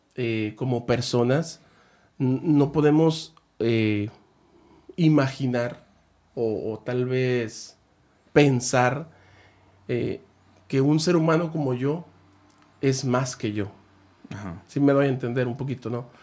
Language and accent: Spanish; Guamúchil, Sinaloa, Mexico; also born or lived in El Fuerte, Sinaloa; now in Ensenada, Mexico; yo soy de Sinaloa, de Guamuchil, y ya estuve pues en Guamuchil, El Fuerte